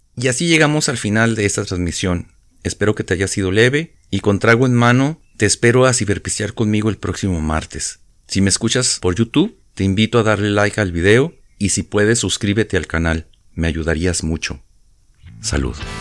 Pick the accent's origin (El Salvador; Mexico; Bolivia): Mexico; Ciudad Juárez, Chihuahua; cuando era niño, allá en Ciudad Juárez